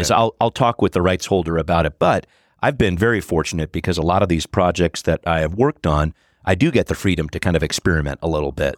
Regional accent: Los Angeles, California, United States; now in Seattle, United States; I grew up in the Los Angeles area

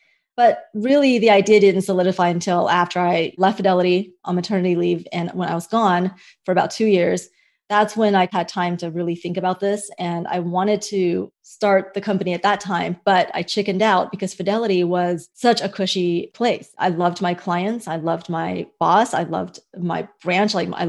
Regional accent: United States; also born or lived in Hong Kong; And I realized the difference that growing up in America and the difference that freedom made in my life and also in these various markets.

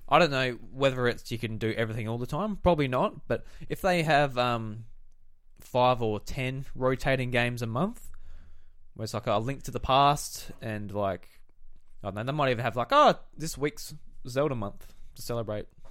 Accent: South Australia, Australia; we're from South Australia.

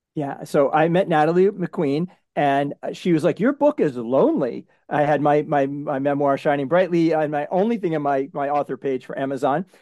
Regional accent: New England, United States; I'm from New England

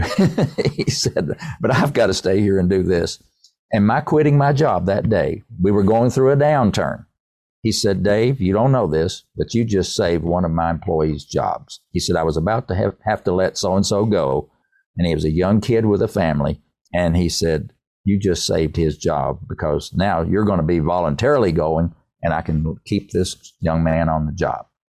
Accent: Erwin, Tennessee, United States; I'm from East Tennessee.

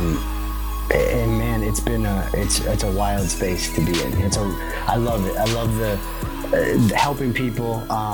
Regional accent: Midwest, United States; I'm from the Midwest.

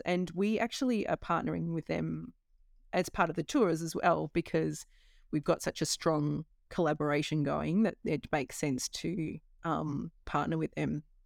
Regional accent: Australia; moved away as an adult; I left home when I was eighteen from Australia

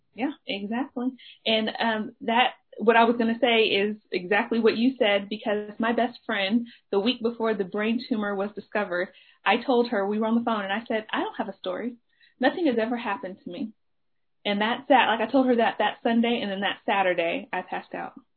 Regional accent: Dallas, Texas, United States; I am a member of Oak Cliff Bible Fellowship. That is where I grew up. I, like I was raised in Oak CBF

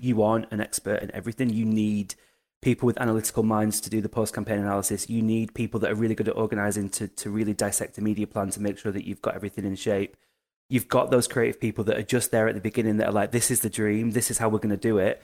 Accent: United Kingdom; we're British, we're British about it

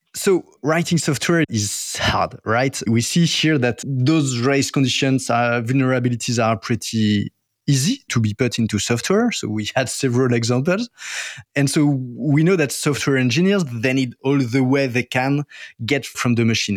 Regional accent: France; accent: French; English is a second language; my French accent

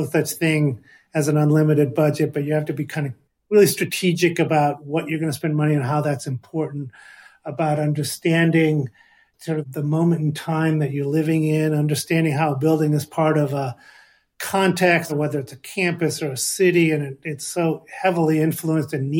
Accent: Los Angeles, California, United States; Growing up in Los Angeles in the 60s, those are my sort of teenage years and early high school years in the early 70s

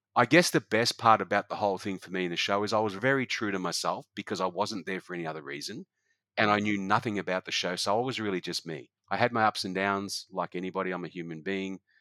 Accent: Noosa, Queensland, Australia; It's my hometown

